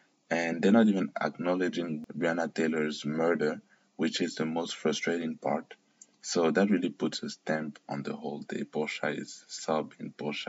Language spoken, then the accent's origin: English; Cameroon; also born or lived in Kenya; now in France; because I grew up in Cameroon slash Kenya, and obviously in these black dominated countries, you're not gonna have racism like that.